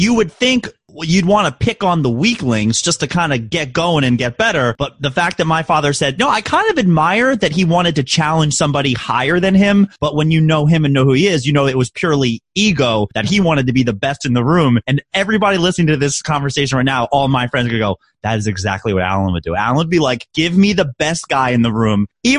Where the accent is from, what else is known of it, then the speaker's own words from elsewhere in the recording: Baltimore, Maryland, United States; accent: Baltimore; I can turn on my Baltimore accent if I want to.